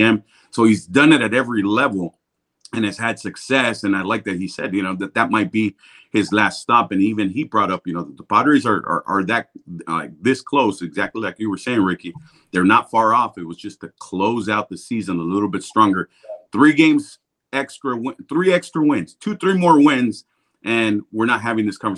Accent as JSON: {"language": "English", "town": "San Diego", "region": "California", "country": "United States", "said": "I was from San Diego"}